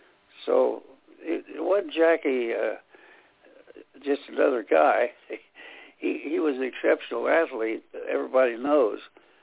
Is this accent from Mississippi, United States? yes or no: no; Indiana, United States; here in Indiana, my home state